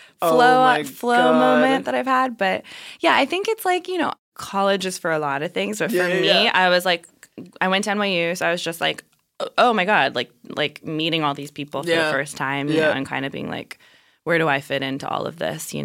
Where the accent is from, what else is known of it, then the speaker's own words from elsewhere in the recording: New Mexico, United States; growing up in New Mexico as a mixed person